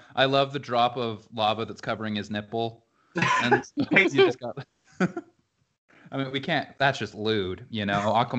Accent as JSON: {"language": "English", "region": "Utah", "country": "United States", "tie": "born or raised there", "said": "Growing up in Utah, those are the three things that are ever present."}